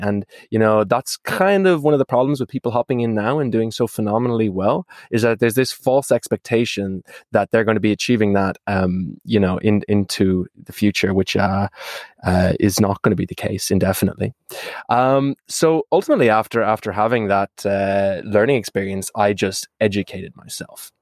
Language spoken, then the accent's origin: English; Ireland; moved away; If you can't tell from my accent, it's because I'm from that small little island on the, uh, west coast of Europe called Ireland